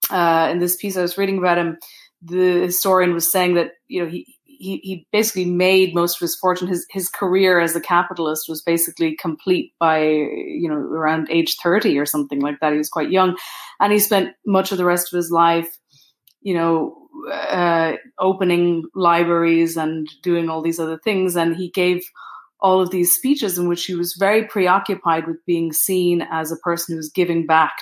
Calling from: Pittsburgh, Pennsylvania, United States; also born or lived in Brooklyn; I'm in Pittsburgh.

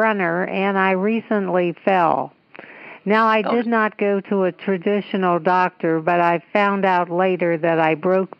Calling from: Los Angeles, California, United States; Los Angeles.

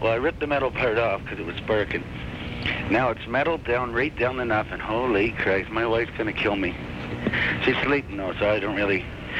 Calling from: Pefferlaw, Ontario, Canada

